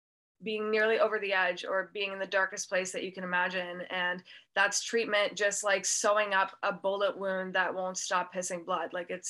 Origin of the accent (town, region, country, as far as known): Canada; born or raised there